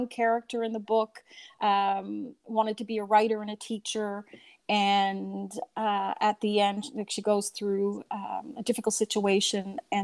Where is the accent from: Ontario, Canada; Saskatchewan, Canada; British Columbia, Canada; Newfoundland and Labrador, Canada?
Newfoundland and Labrador, Canada; growing up in Newfoundland